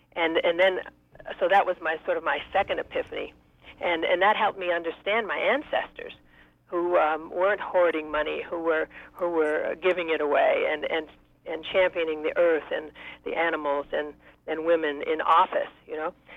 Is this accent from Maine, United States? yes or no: yes; Maine, United States; when I was a, a teenager in Maine, I grew up in Maine